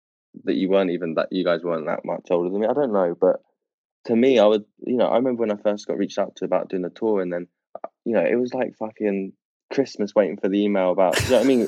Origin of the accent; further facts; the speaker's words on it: United Kingdom; as a British person